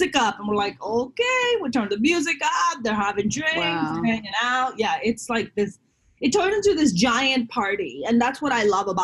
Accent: Pakistan; now in Los Angeles, United States; I'm Muslim, I'm Pakistani

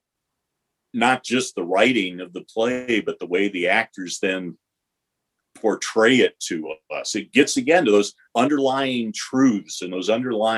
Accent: Detroit, Michigan, United States; moved away; also born or lived in West Coast; I grew up in Detroit

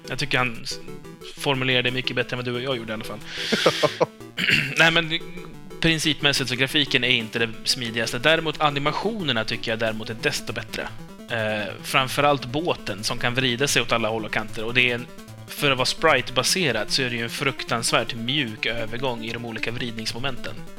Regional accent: Sweden; jag kommer från Sverige

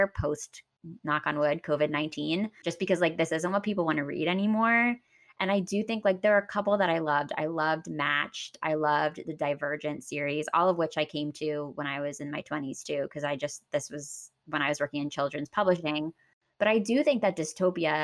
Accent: Pennsylvania, United States; I grew up in Pennsylvania

